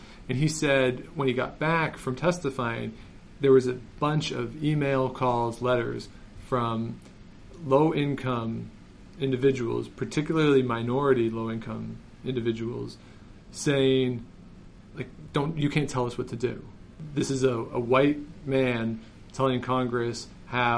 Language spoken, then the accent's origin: English; Canada; I grew up in Canada. I went to school in Canada